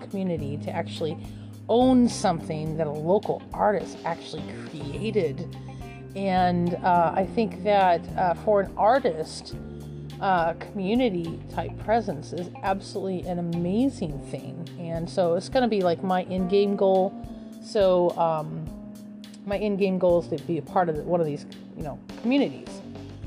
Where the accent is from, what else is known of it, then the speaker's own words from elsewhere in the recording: Page, Arizona, United States; I'm from a really small town in Page, Arizona. Is where I originated from. I wasn't born there, but I was born in Arizona. So, but I lived there for about 12 years or so